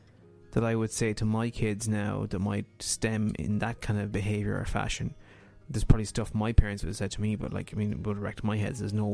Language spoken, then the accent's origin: English; Ireland